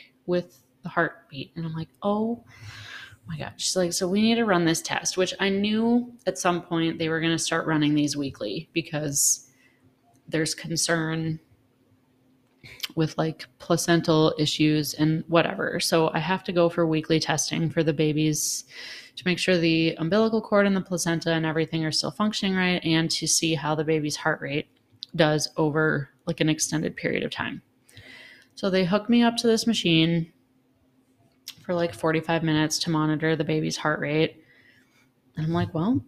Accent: Minnesota, United States; we come from Minnesota, the land of 10,000 coughs over the winter.

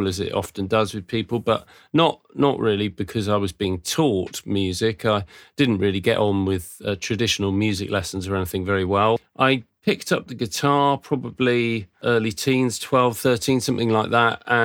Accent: Surrey, South East England, United Kingdom; moved away as an adult; also born or lived in North London; now in Watchet, United Kingdom; I was born in London, in North London, and then moved when I was six to Surrey, Hampshire Way, which is just south of London, really. And I probably lived around that area sort of most of my life

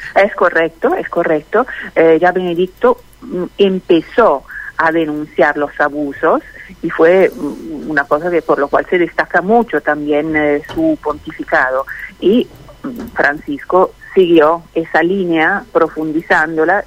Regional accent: Milan, Lombardy, Italy; Spanish is a second language; moved away as an adult; also born or lived in Bergamo; now in Argentina; Soy italiana, soy de Milán, Bérgamo, Milán

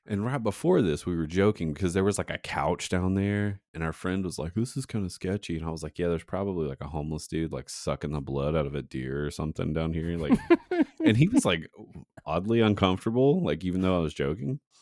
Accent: Saint Paul, Virginia, United States; my hometown of Saint Paul, Virginia

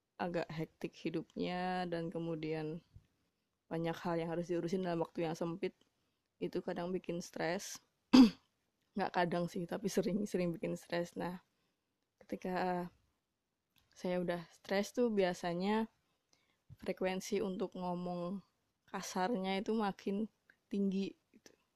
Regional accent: Java, Indonesia; saya sebenarnya orang Jawa

